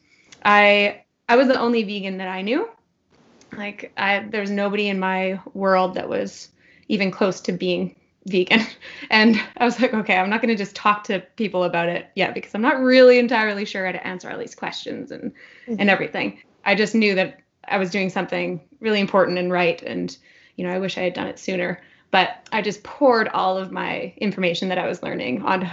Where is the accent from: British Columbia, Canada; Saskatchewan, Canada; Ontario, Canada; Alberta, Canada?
British Columbia, Canada; Whistler; I grew up in Whistler